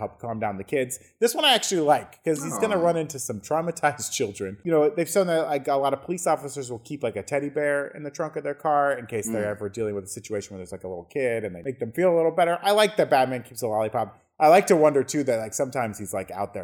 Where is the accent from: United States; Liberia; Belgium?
United States; the South; I grew up in the South